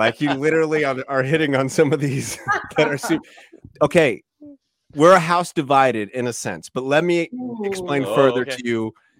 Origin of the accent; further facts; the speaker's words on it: Iowa, United States; We're from Iowa, and we want to go.